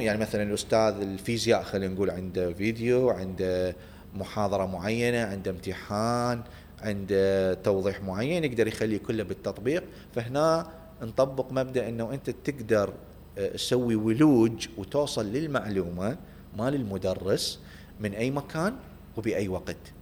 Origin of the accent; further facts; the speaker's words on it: Baghdad, Baghdad Governorate, Iraq; moved away as an adult; also born or lived in Samarra, Iraq / Kurdistan Region, Iraq / United States; انا اصلا من مواليد بغداد وكنت عايش بسامره بالبدايه في صلاح الدين او محافظه تكريت يعني وبعدين بفتره من الفترات جينا